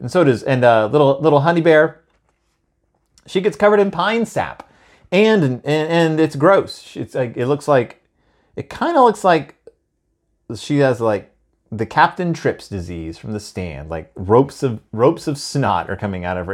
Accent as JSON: {"language": "English", "town": "Houston", "region": "Texas", "country": "United States", "tie": "born or raised there", "said": "I grew up in Houston, Texas"}